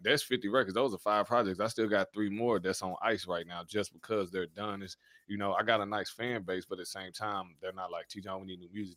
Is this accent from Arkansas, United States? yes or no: yes; North Little Rock, Arkansas, United States; also born or lived in Louisiana; so I was born in Louisiana. but raised in Arkansas